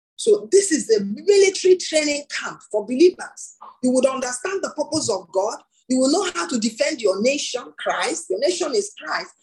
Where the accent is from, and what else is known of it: Nigeria